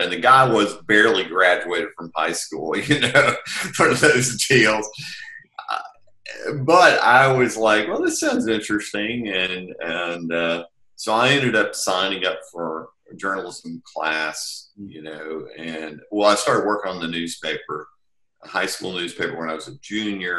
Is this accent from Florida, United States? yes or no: no; Texarkana, Texas, United States; moved away as an adult; I'm from Texarkana, Texas originally